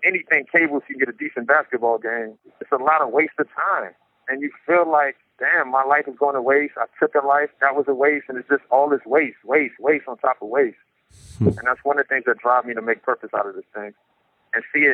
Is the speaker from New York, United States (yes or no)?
yes; New York City, New York, United States; now in San Quentin, United States; I grew up in Brownsville, Brooklyn, New York